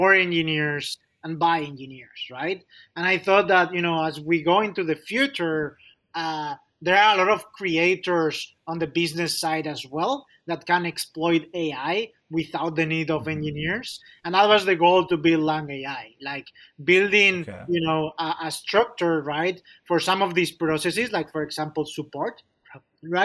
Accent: Spain; moved away as an adult; also born or lived in Chicago; now in United States; I'm originally from Spain

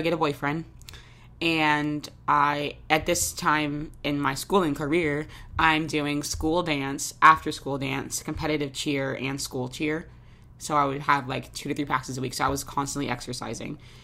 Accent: Jacksonville, Florida, United States; moved away as an adult; now in New York, United States; I grew up in Jacksonville, Florida

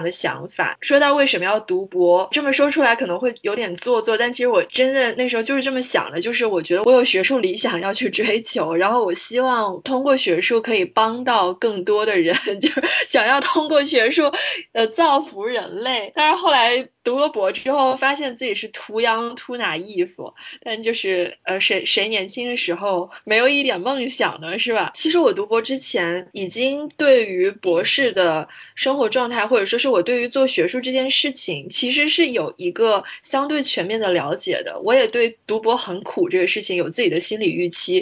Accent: Guangzhou, Guangdong, China; 我爸妈也都是大学老师，而且我们家就是做学术的人其实还挺多的。我从小生活在这样一个圈子里面，我在广州出生长大

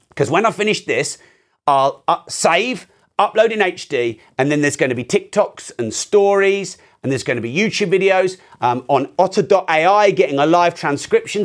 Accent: United Kingdom; I'm very British

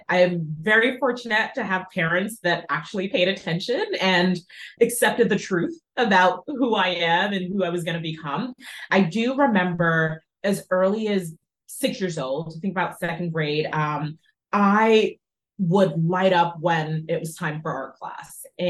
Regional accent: Jamaica; born there; I'm also from the West Indies, I was born in Jamaica.

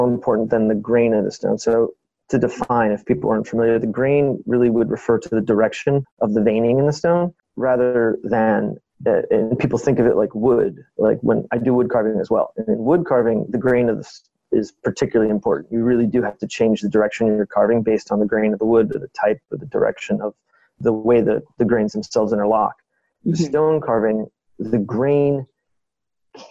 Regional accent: D.C., Virginia, United States; moved away as an adult; also born or lived in Syracuse, New York / Florence, Italy; now in Baltimore, United States; in Virginia, where I grew up outside of Washington, D.C.

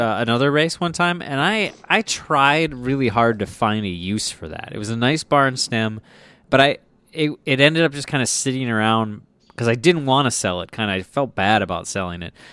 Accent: Minnesota, United States; I am from Minnesota

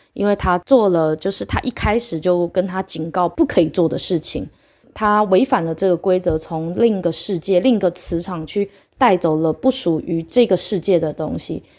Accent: Taiwan; 我来自台湾

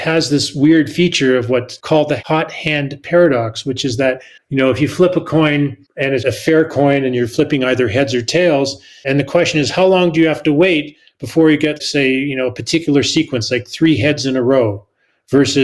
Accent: Canada; I'm Canadian

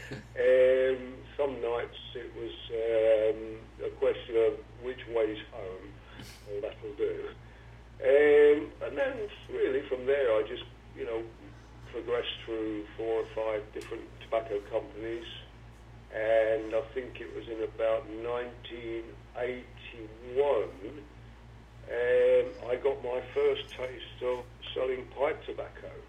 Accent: London, United Kingdom; I was born in London.

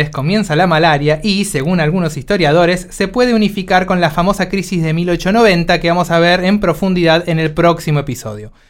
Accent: Argentina

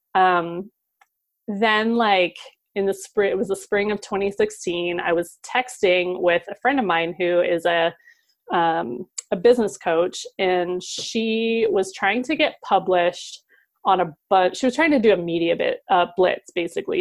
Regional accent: Ohio, United States; moved away; also born or lived in Seattle, Washington; I moved from Seattle back to my home state of Ohio

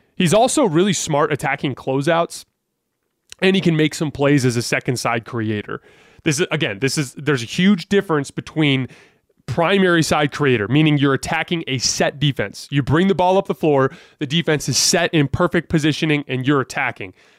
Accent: Tucson, Arizona, United States; I was born and raised in Tucson, Arizona

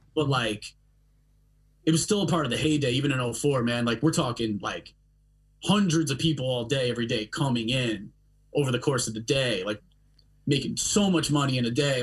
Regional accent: Long Island, New York, United States; moved away as an adult; also born or lived in Brooklyn; I'm born and raised on Long Island

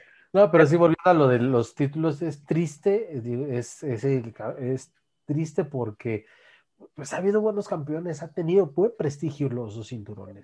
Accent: Naucalpan, State of Mexico, Mexico; en mi tierra, Naucalpan, capital del mundo

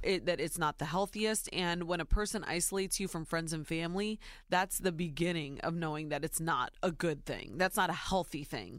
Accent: Ohio, United States; born or raised there

